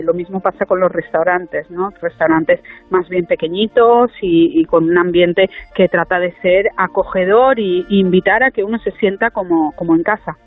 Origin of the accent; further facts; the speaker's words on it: Formentera, Balearic Islands, Spain; also born or lived in Germany; no nací aquí porque mi madre fue una de esas hippies de las que hablabais antes, que vino a Formentera, que se enamoró de mi padre y que nunca más se fue. Entonces nací en Alemania casi porque mi madre estaba de visita allí, pero he pasado toda la vida aquí